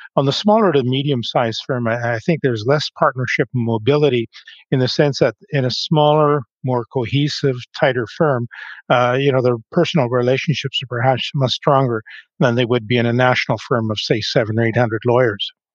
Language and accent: English; Grand Forks, British Columbia, Canada; moved away as an adult; also born or lived in Calgary; now in Vancouver, Canada; I was born and raised in a small town in the interior of the province of British Columbia called Grand Forks